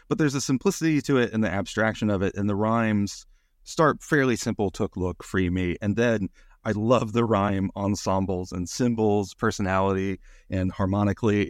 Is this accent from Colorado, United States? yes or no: no; Little Rock, Arkansas, United States; moved away; also born or lived in Pine Bluff, Arkansas; I was born in Pine Bluff and then grew up outside Little Rock and went to school in Little Rock